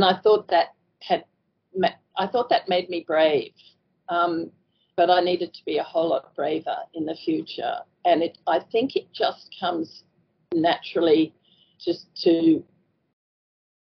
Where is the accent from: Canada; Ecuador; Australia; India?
Australia; Toowoomba, Queensland; moved away as an adult; also born or lived in Kimberley / Brunette Downs; I was born in Toowoomba, I mean, it was a small country town at the time, and I did go to Pony Club